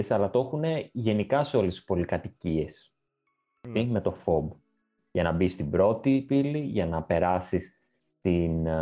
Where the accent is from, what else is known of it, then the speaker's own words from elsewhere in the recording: Greece; Και το λέω αυτό γιατί σαν Έλληνες είμαστε λίγο. Ε, είναι ξένο αυτό προς εμάς.